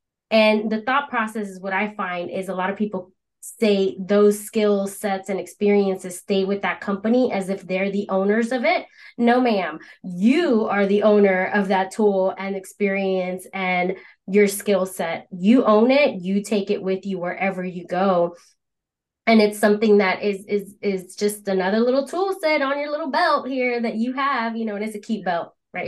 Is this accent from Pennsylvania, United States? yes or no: yes; Philadelphia, Pennsylvania, United States; We're both from Philly